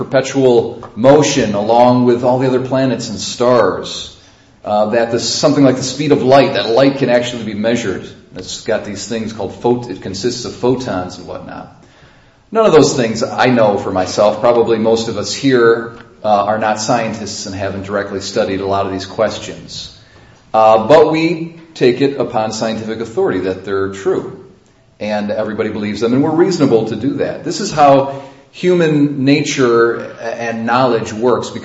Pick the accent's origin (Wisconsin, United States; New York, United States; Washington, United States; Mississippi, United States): New York, United States; Sodus; I was born in Sodus Hospital